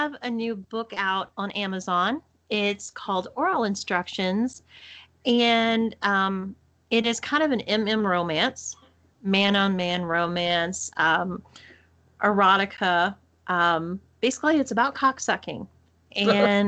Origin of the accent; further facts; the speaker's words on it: Texas, United States; accent: Texas; my Texas accent